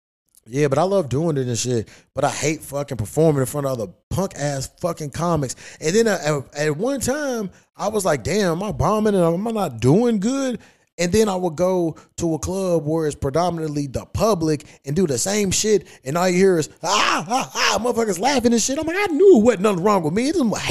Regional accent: Kentucky, United States; I'm from Kentucky. You know, that's my shit.

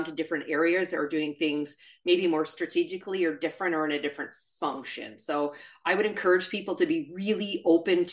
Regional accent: Canada; accent: Canadian; moved away; I'm originally Canadian. You'll hear a tiny bit of the accent pop out.

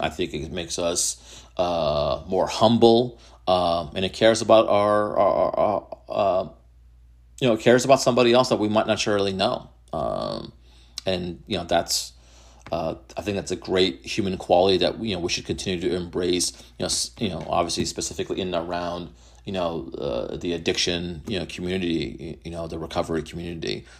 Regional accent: Methuen, Massachusetts, United States; my hometown is Methuen

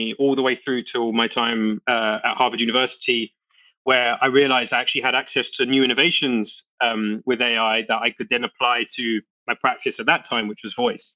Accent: London, United Kingdom; where I grew up in East London

